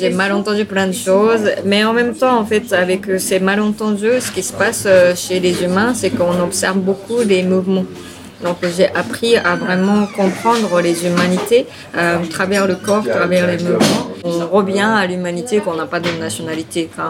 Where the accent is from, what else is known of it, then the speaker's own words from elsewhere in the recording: Tokyo, Japan; French is a second language; also born or lived in Aichi / New York; euh, je viens de Japon, je suis née à Aichi, mais je suis allée à, euh, grandir à Tokyo très vite, après six mois.